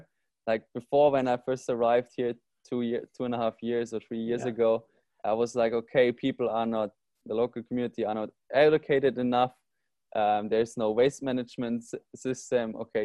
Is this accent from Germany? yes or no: yes; Germany; now in Bali, Indonesia; So I'm from Germany originally, and there you don't see plastic on the streets